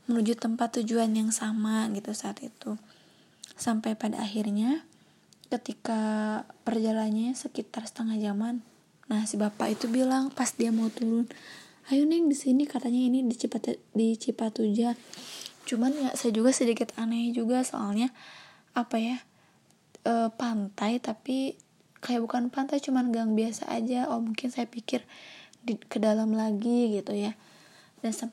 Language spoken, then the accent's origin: Indonesian; Bandung, West Java, Indonesia; memberitahu mereka bahwa saya itu dari Bandung dan ingin main dan kebetulan seorang diri gitu dan belum pernah ke sana sama sekali